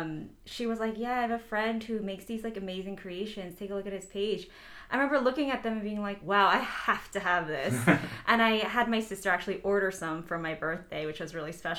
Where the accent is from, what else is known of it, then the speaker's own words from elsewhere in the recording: New York City, New York, United States; even though I was born and raised in Queens.